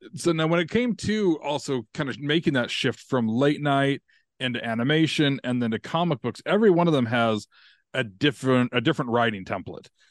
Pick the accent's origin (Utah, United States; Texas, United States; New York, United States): Utah, United States; me growing up in Utah